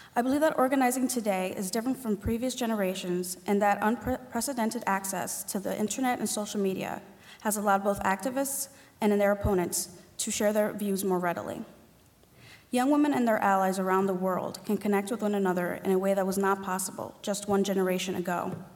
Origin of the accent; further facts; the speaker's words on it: New York City, New York, United States; I grew up in Spanish Harlem with a single mother and older sister